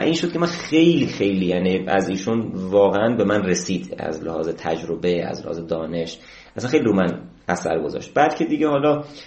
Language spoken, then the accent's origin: Persian; Ilam Province, Iran; moved away as an adult; من تو ایلام به دنیا اومدم یکی از روستاهای دور افتاده ایلام